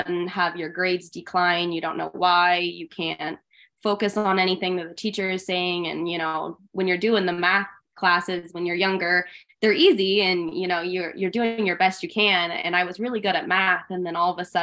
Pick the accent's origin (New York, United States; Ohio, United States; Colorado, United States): Colorado, United States; Fort Collins; also born or lived in Loveland, Colorado; I was born and raised actually in Fort Collins, which is 15 minutes from here. So I've stayed in Colorado my whole life